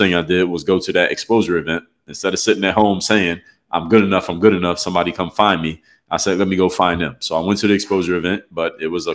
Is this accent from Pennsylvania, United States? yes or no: yes; Philadelphia, Pennsylvania, United States; I'm actually from Philadelphia, PA